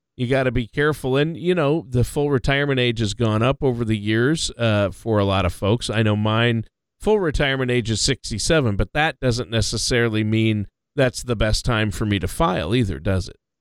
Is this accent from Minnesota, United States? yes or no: yes; Minnesota, United States; now in Louisiana, United States; My home state of Minnesota